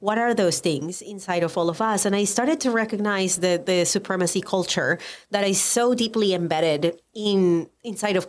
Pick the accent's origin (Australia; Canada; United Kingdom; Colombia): Colombia; English is a second language; moved away as an adult; now in United States; I am Colombian. I was born and raised in Colombia. I moved to the United States